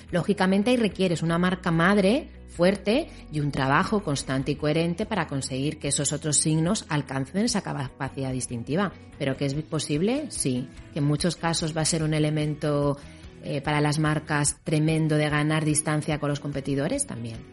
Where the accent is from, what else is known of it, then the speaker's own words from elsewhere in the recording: Spain; nosotros como españoles